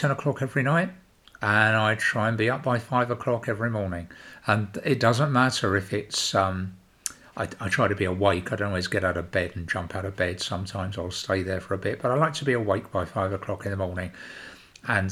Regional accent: United Kingdom; being British

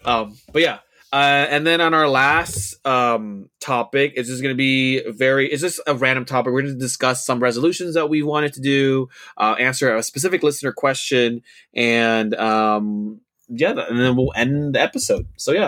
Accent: New Orleans, Louisiana, United States; I'm from New Orleans, Louisiana, and I'm a huge fan of your podcast.

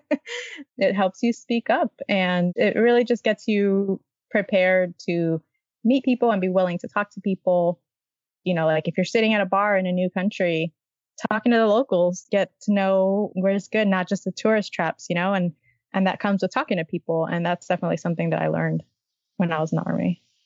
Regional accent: Miami, Florida, United States; I grew up in Miami in a big city.

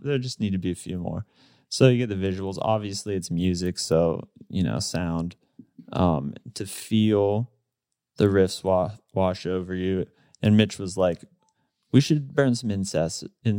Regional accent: Pittsburgh, Pennsylvania, United States; We're all from Pittsburgh.

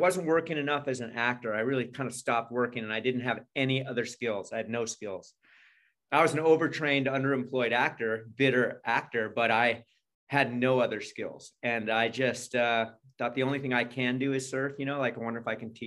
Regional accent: California, United States; also born or lived in Carmel, California / Los Angeles, California; I was born and raised in California. I was born in California, and I grew up in California. I've lived here all my life

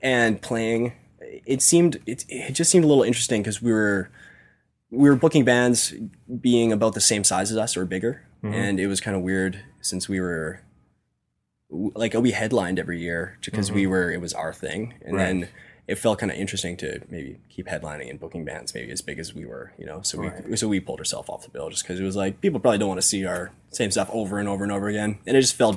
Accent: Kindersley, Saskatchewan, Canada; now in Saskatoon, Canada; we're all from Kindersley. Mm-hmm. We all live in Saskatoon

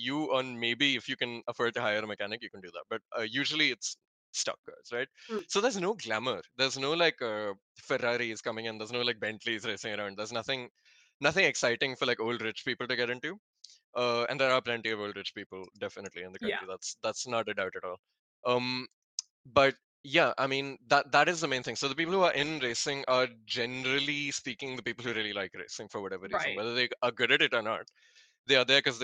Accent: North India, India; also born or lived in Bangalore; I'm not North Indian. I was born in Bangalore, but I've lived in North India all my life.

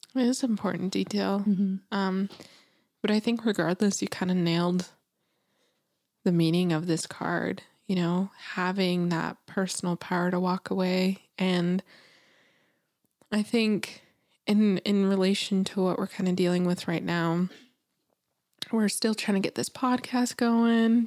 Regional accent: New Mexico, United States; moved away; growing up in New Mexico and living there

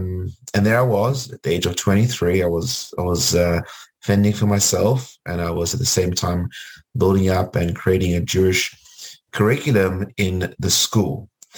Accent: Cape Town, Western Cape, South Africa; moved away as an adult; also born or lived in Port Elizabeth, South Africa / Los Angeles, United States; when I was a young child growing up in South Africa.

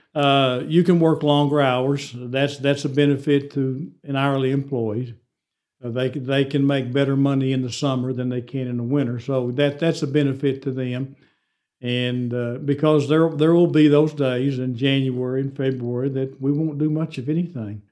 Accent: Amarillo, Texas, United States; I'm from Amarillo

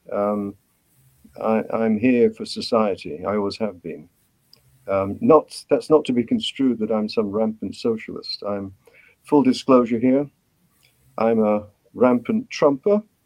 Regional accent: United Kingdom; accent: British; moved away as an adult; also born or lived in Cambridge, United Kingdom / Vancouver, Canada; now in Canada; my accent gives me away. Um, I'm a graduate of medicine from Cambridge University in Britain. I came to Canada in 1970.

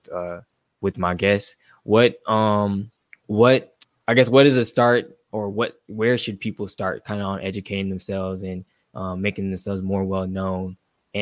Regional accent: Atlanta, Georgia, United States; here in my hometown

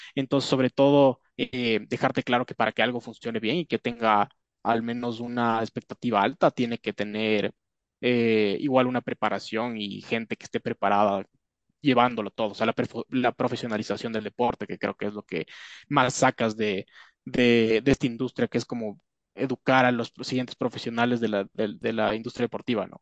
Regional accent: Ecuador; yo soy acá de Ecuador

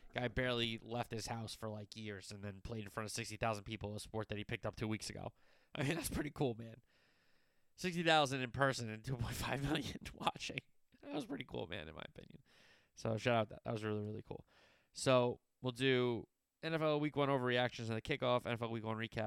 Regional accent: New Jersey, United States; I'm from Jersey

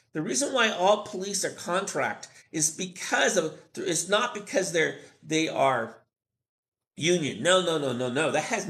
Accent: Mexico City, Mexico; I'm actually from Mexico City.

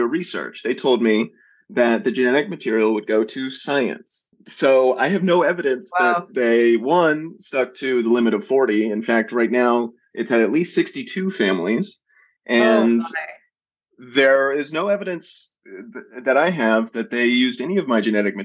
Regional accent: Atlanta, Georgia, United States; born or raised there

